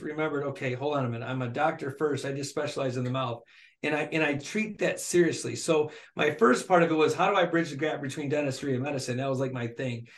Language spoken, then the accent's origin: English; Flint, Michigan, United States; born and raised in Flint, Michigan by a single mom